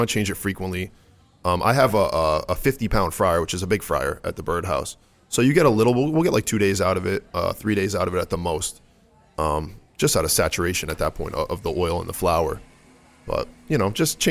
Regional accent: Stratford, Connecticut, United States; I'm from Stratford. I don't know if you guys are familiar with the Connecticut area at all, but Stratford, Connecticut

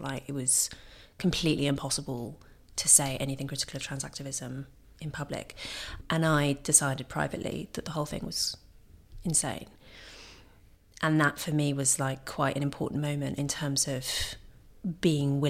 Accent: London, United Kingdom; I grew up in London.

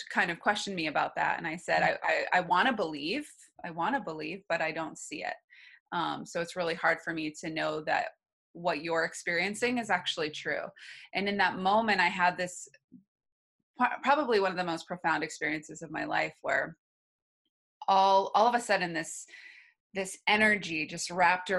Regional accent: New Hampshire, United States; I grew up in New Hampshire.

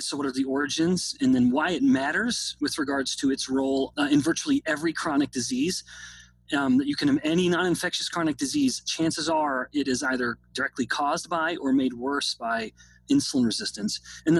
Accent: Canada; now in United States; I say this as someone who's actually a foreigner being born and raised in Canada.

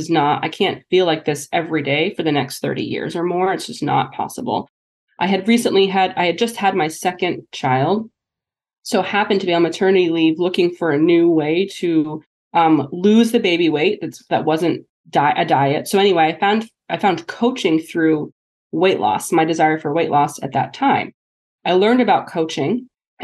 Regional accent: New Hampshire, United States; moved away as an adult; also born or lived in Kirksville, Missouri / Pittsburgh, Pennsylvania; joined a private practice back in my hometown of New Hampshire

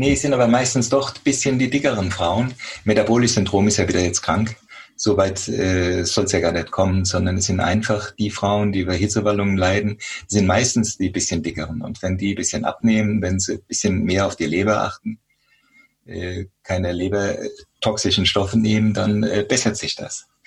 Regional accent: Germany; hier bei uns in Deutschland

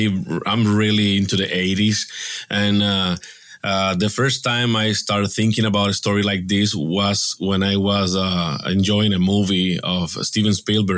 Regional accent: Ponce, Puerto Rico; I'm from Ponce, Puerto Rico, right in the south of the Caribbean island.

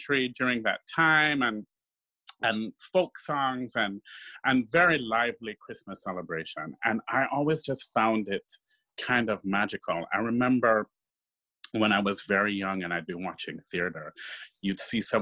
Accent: Kingston, Jamaica; moved away; I grew up in Kingston, Jamaica.

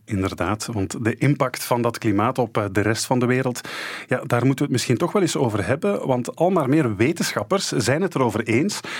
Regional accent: Belgium; wij Belgen

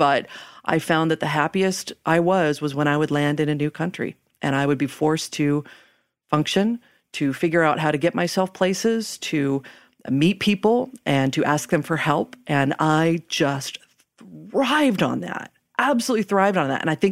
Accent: United States; moved away as an adult; also born or lived in Thailand; I'm American

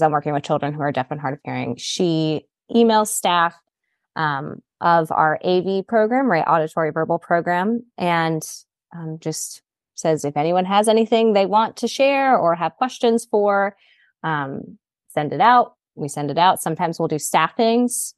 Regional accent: Greenville, South Carolina, United States; I grew up, um, in Greenville, South Carolina.

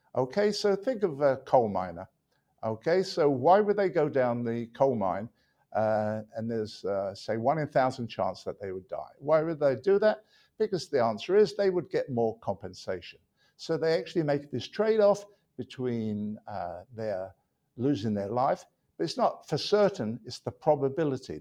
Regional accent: London, United Kingdom; moved away as an adult; also born or lived in Manchester; now in United States; I was born in London, England

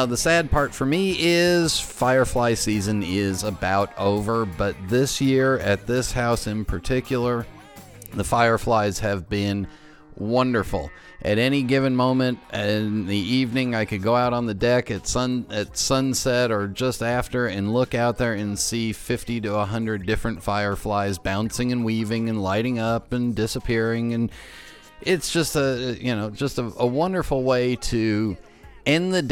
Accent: Los Angeles, California, United States; now in East Coast, United States; growing up in Los Angeles, we don't have fireflies

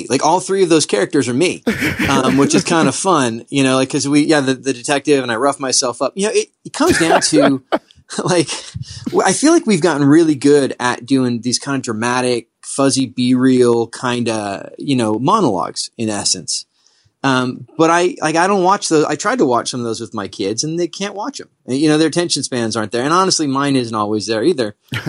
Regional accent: San Diego County, California, United States; I grew up in San Diego County. I live just across the border.

